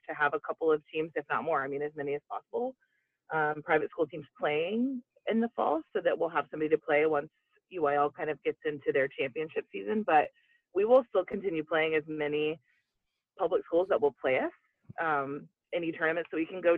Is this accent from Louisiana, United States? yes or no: no; San Antonio, Texas, United States; I grew up in San Antonio